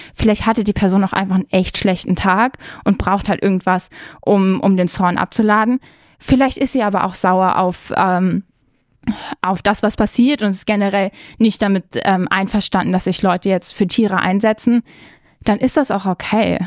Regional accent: Germany; wir sind in Deutschland aufgewachsen

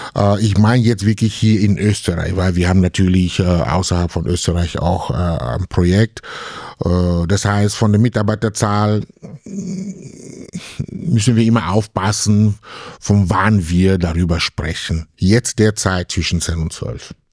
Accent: Cameroon; German is a second language; now in Graz, Austria; jemand wie ich aus Kamerun kommt

